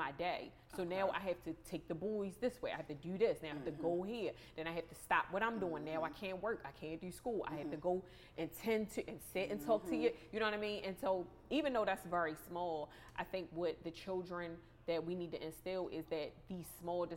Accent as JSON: {"language": "English", "town": "Baltimore", "region": "Maryland", "country": "United States", "accent": "thick Baltimore", "moved": "yes", "said": "my accent is super thick. Like when I live in another state now, and they always know I'm from Baltimore."}